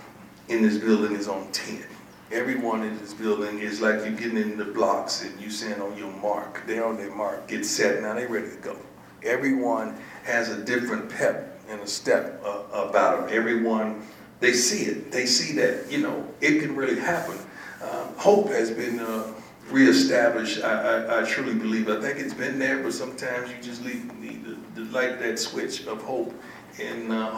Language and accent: English; Florida, United States; I'm from Florida